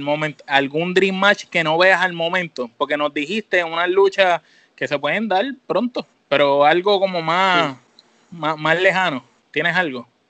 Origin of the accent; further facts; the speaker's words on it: Puerto Rico; como boricua